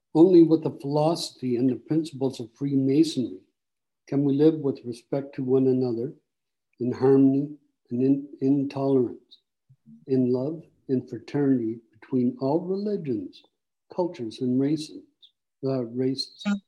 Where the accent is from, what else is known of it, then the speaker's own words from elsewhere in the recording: Barrie, Ontario, Canada; also born or lived in Simcoe, Ontario; I'm from Barrie